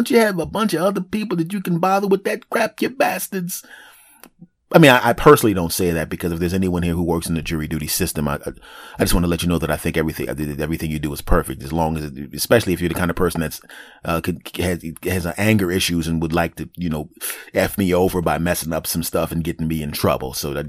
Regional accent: Philadelphia, Pennsylvania, United States; born there; I'm 49 years old. I'm 5'8". I was born in Philadelphia.

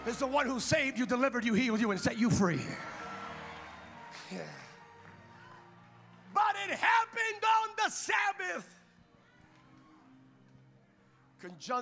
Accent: California, United States; I'm from California

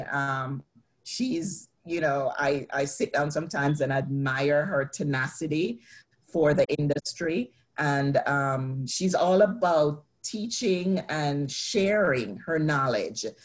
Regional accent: Jamaica; growing up in Jamaica

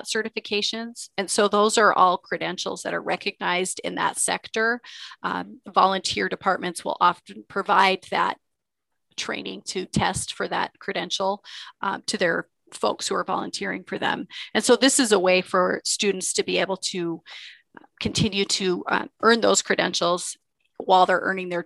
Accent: Deer Lodge, Montana, United States; also born or lived in Bozeman, Montana; I grew up in Deer Lodge, Montana, small town about 50 miles from Helena.

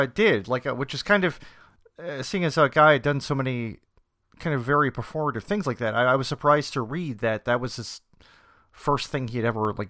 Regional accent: Lansing, Michigan, United States; So yes, you can pretty much say, like, I'm from Lansing, so I'm well within the middle of the glove.

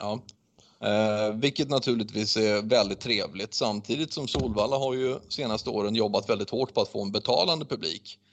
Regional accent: Sweden; vi är svenskar

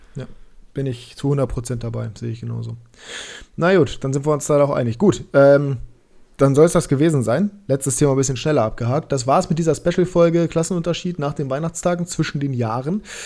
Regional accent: Germany; uns Deutsche

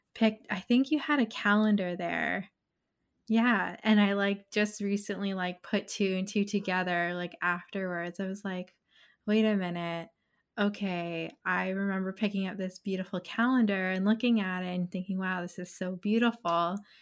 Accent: Stony Creek, Ontario, Canada; also born or lived in Burlington; I'm originally from Stony Creek, but lived in Burlington for a while.

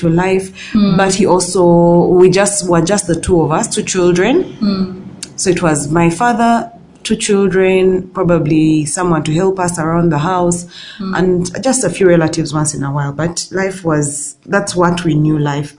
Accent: Kampala, Central Region, Uganda; born and raised in Kampala

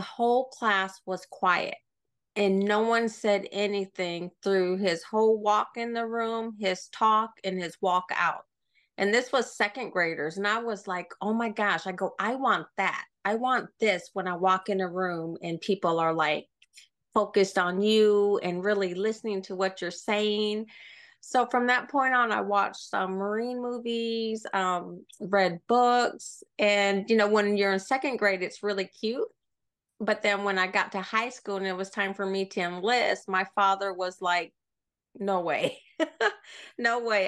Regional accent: Sioux City, Iowa, United States; moved away; I grew up in Iowa, um, Sioux City, Iowa, which is right on the border of Nebraska and South Dakota

